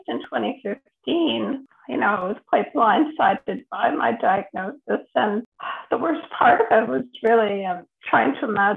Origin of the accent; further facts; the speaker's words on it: Toronto, Ontario, Canada; moved away as an adult; now in Ottawa, Canada; I grew up in Toronto, but I've been living in Ottawa for about 8 years now.